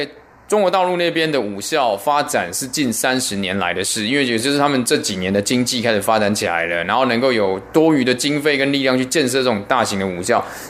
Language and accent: Chinese; Taiwan; 其实是在很多我小时候在台湾的时候都听过这些老师的传奇故事。